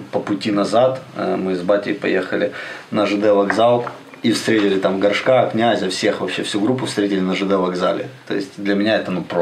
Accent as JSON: {"language": "Russian", "country": "Ukraine", "said": "сказали, что мы с Украины приехали."}